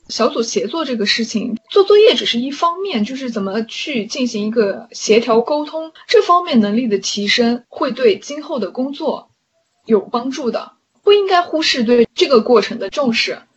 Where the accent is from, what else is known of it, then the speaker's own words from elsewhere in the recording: China; moved away as an adult; now in United States; 我的同班同学是中国人的很少，有的时候上一门课就我一个中国人，然后其他全班同学都是老外